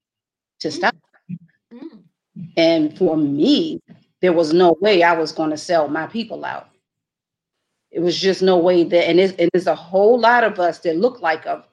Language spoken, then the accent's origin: English; United States; as an American, as an adult, indigenous American woman